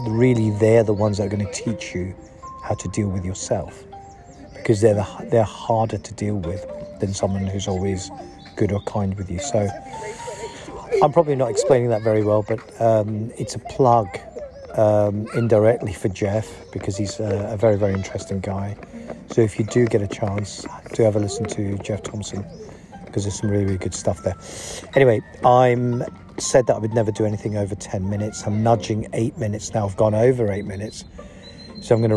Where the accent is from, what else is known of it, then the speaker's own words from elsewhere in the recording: Leicester, East Midlands, United Kingdom; me growing up in Leicester